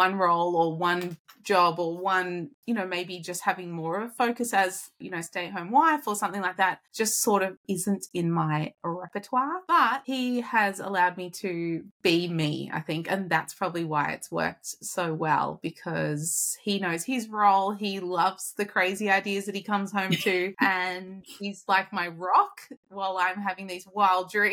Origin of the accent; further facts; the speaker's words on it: Australia; moved away; I am Australian, my husband's Californian